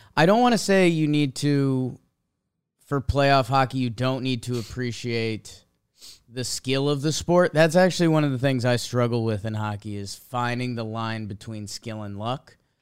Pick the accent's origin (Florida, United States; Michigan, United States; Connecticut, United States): Connecticut, United States; now in New York City, United States; from years of growing up in Connecticut